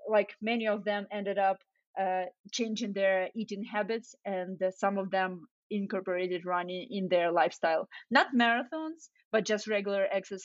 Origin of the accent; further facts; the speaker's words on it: Ukraine; now in United States; So so when I moved from Ukraine to US, I got super excited about like all the variety of food and the portions and like different kind of cuisines, and you know, back in Ukraine, people don't take food with you from the restaurant.